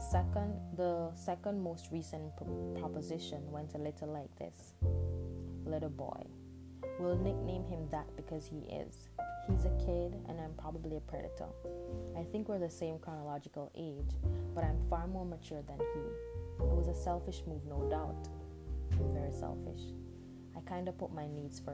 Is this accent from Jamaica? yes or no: yes; Jamaica; accent: Jamaican Patois; first language Jamaican Patois; English is a second language; moved away; English is not my first language. Jamaican Patois is